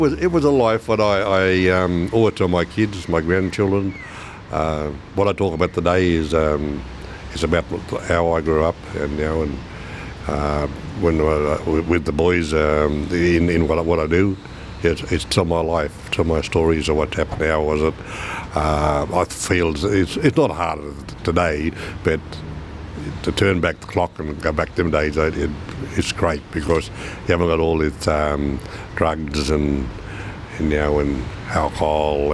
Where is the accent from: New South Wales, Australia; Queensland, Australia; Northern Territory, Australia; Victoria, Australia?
New South Wales, Australia; Aberdeen; also born or lived in Armidale / Bellbrook; I grew up in a little town called Aberdeen.